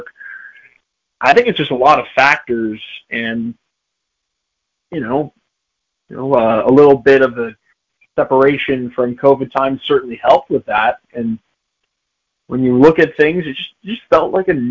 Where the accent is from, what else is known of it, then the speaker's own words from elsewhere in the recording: Chicago, Illinois, United States; myself being a Chicagoan